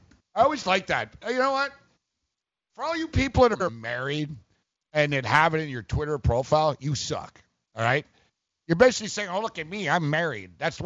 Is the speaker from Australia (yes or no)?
no; Canada; I, as a Canadian